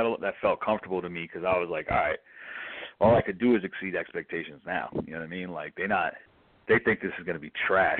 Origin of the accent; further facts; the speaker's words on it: New York City, New York, United States; I'm from the Upper West Side